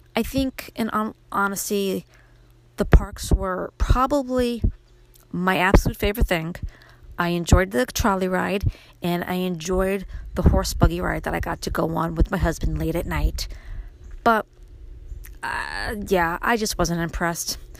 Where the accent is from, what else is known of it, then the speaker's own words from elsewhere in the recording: New York City, New York, United States; moved away as an adult; now in upstate New York, United States; my life growing up in Brooklyn, how I made the move to upstate New York after I married my husband